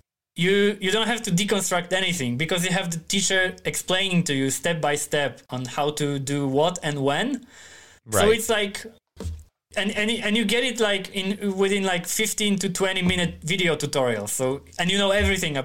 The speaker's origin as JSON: {"language": "English", "town": "Starogard Gdański", "region": "Pomeranian Voivodeship", "country": "Poland", "tie": "born or raised there", "second_language": "English", "lives_now": "Tri-City, Poland", "said": "Gdańsk is the biggest city in northern Poland, and my hometown is like 60 kilometers to the south"}